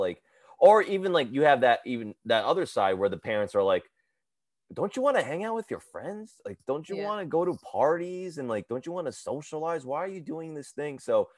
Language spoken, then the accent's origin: English; Edison, New Jersey, United States; so I grew up in Edison, New Jersey. I did go to Rutgers, and I started stand up at when I was in college.